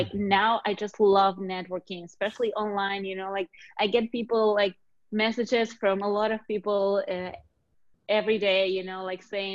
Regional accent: Argentina; moved away; I'm originally from Argentina

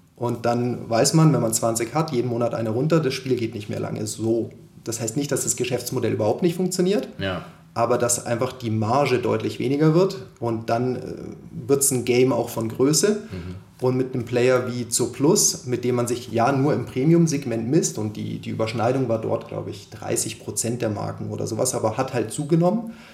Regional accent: Konstanz, Baden-Württemberg, Germany; moved away as an adult; also born or lived in Munich; Ich komme ursprünglich aus Konstanz am Bodensee, bin dort aufgewachsen und dann zum Studieren nach München gezogen

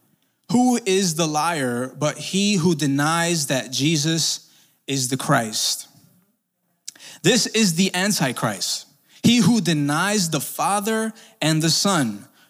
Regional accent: Brooklyn, New York, United States; See, I grew up in Sunset Park, Brooklyn. Shout out to Sunset for everybody here.

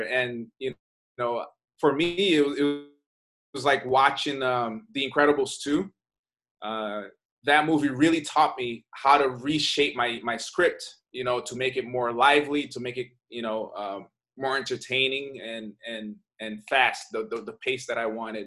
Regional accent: Brazil; moved away; I'm from Brazil. I grew up in Brazil, and I moved here.

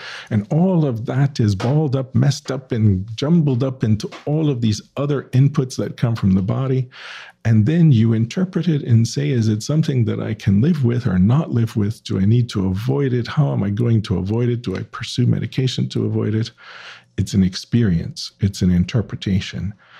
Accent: New Orleans, Louisiana, United States

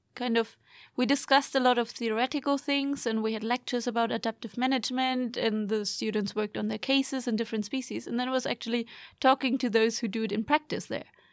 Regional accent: Germany; now in Sweden; I'm from Germany, but also, I mean, going, living here in Sweden

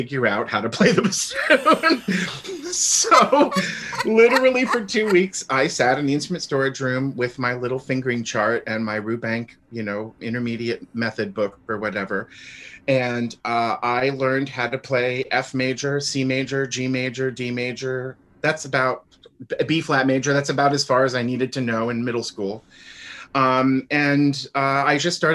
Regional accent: Florida, United States; also born or lived in New York City, United States / Milwaukee, United States; now in Dallas, United States; I was born in Florida, but we lived for a while in New York City. And that was when I was in elementary school

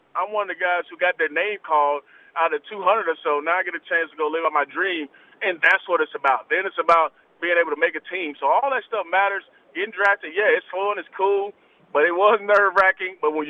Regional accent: Atlanta, Georgia, United States; I'm from Atlanta, so I'm like, here goes the Atlanta number calling me.

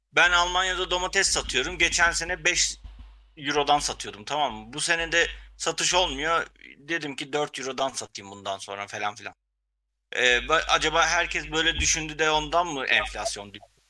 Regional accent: Ardahan, Turkey; bir Ardahanlı olarak e, bizim köyden de ara ara böyle haberler gelir zaten.

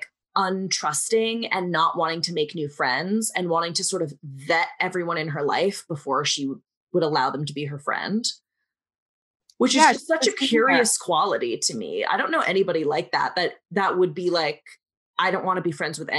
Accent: Cape Cod, Massachusetts, United States; I grew up on Cape Cod

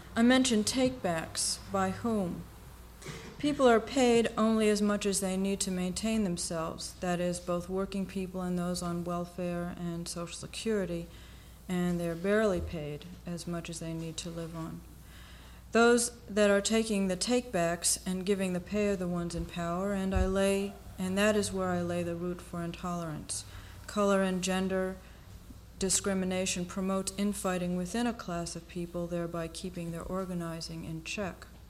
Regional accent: United States; we are still American born and foreign

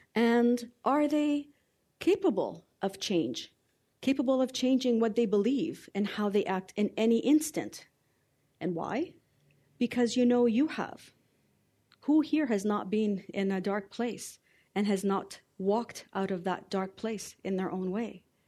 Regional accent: Canada; also born or lived in Lebanon; I was raised here in Canada.

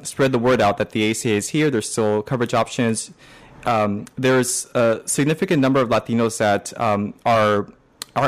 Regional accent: Pico Rivera, California, United States; moved away as an adult; also born or lived in Berkeley, California / Boston, Massachusetts; now in Washington, D.C., United States; I'm originally from Pico de Vera, California, which is in LA County

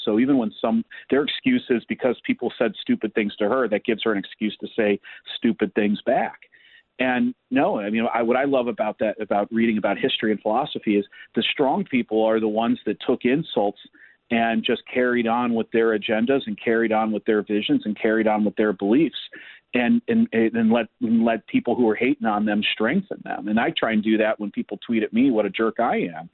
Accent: Cleveland, Ohio, United States; I grew up in Cleveland

